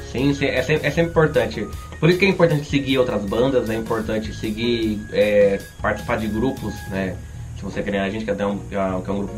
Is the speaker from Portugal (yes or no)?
no; São Paulo, Brazil; A gente é de São